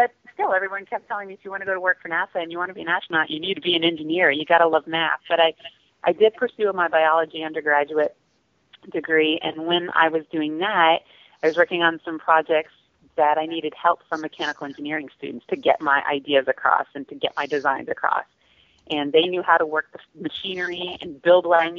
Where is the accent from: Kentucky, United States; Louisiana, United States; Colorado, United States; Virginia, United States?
Louisiana, United States; I grew up in Louisiana.